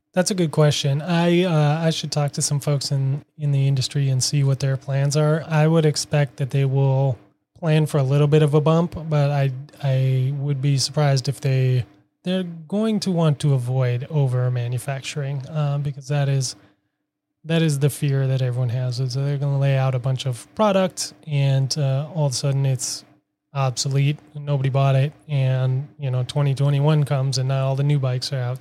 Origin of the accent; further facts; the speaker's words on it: Minneapolis, Minnesota, United States; now in Boston, United States; I am from Minneapolis, currently living in Boston for the last six years